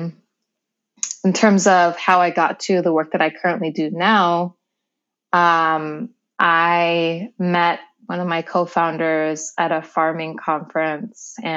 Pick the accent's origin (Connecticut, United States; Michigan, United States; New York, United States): New York, United States; also born or lived in Seattle, Washington; I was raised in New York